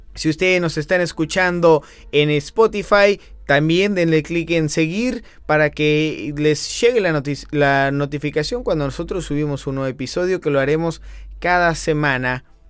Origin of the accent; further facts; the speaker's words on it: Mexico; also born or lived in Argentina; yo toda mi vida la he vivido en México